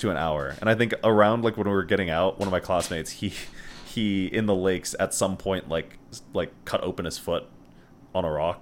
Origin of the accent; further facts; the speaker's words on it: Connecticut, United States; moved away as an adult; we're both from Connecticut